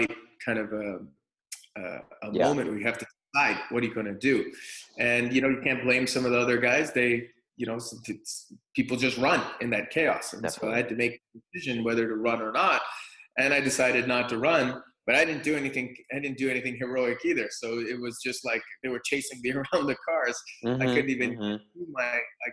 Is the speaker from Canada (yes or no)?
yes; Toronto, Ontario, Canada; moved away as an adult; now in California, United States; So I'm from Toronto, Canada